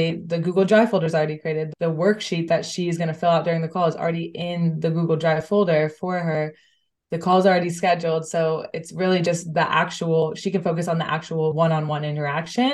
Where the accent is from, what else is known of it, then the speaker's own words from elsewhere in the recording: United States; moved away as an adult; now in Amsterdam, Netherlands; I'm originally from the States, but I moved here about 6 months ago.